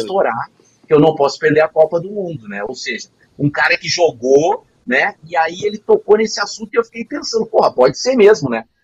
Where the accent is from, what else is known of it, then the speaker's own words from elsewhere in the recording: Rio Grande do Sul, Brazil; a gente é lá do, do, do, do Rio Grande do Sul